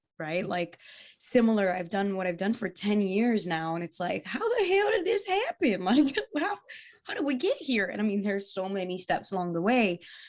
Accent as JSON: {"language": "English", "region": "East Coast", "country": "United States", "tie": "born or raised there", "said": "Because I grew up in the East Coast, right?"}